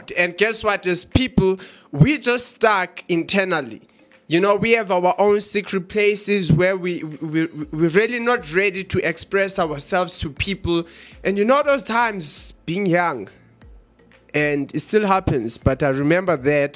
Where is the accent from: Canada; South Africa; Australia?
South Africa; Johannesburg, Gauteng; also born or lived in Eastern Cape; we are from Johannesburg in South Africa